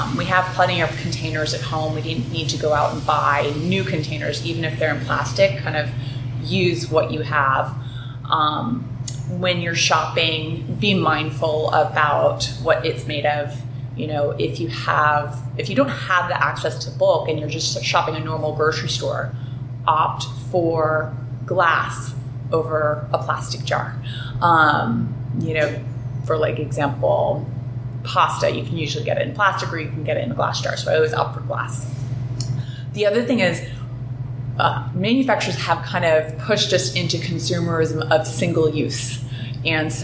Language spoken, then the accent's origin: English; San Diego, California, United States; I grew up in San Diego, started surfing when I was a young little girl